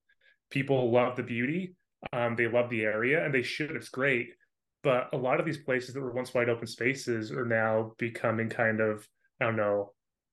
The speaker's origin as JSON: {"language": "English", "region": "Utah", "country": "United States", "tie": "born or raised there", "also_born_or_lived": "Idaho", "said": "Yeah, so I grew up in Southern Utah, moved away to Northern Utah and Idaho for a few years to do school"}